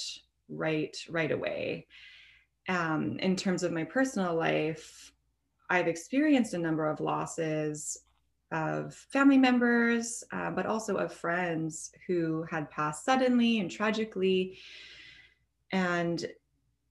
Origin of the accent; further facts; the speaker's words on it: Portage la Prairie, Manitoba, Canada; I ended up finding a position in a long-term care in my hometown in Portage la Prairie